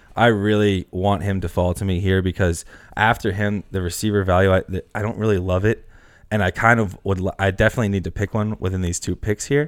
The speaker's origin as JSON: {"language": "English", "region": "Northeast", "country": "United States", "said": "we're from the Northeast"}